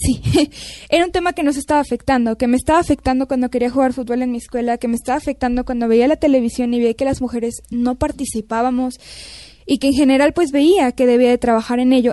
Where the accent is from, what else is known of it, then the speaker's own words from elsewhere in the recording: Mexico; also born or lived in Canada; yo soy mexicana